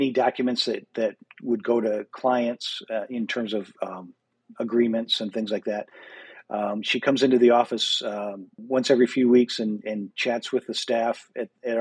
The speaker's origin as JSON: {"language": "English", "region": "Michigan", "country": "United States", "moved": "yes", "lives_now": "Sioux Falls, United States", "said": "I'm originally from Michigan and have lived in Sioux Falls since 1998."}